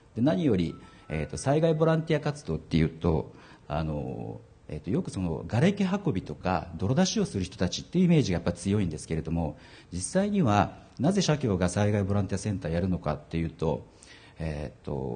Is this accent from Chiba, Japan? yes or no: no; Tottori, Japan; 私はあの地元鳥取なんですけれども